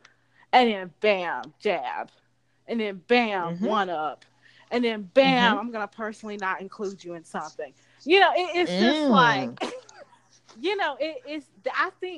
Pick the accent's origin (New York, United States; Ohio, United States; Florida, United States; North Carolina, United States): North Carolina, United States; Charlotte; I grew up in Charlotte